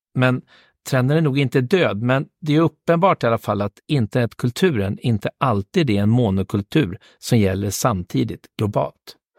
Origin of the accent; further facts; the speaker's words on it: Märsta, Stockholm County, Sweden; Märsta där jag kommer ifrån